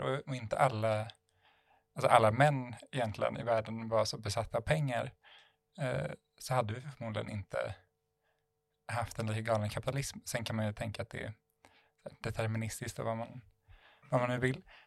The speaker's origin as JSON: {"language": "Swedish", "country": "Sweden", "said": "jag var svensk"}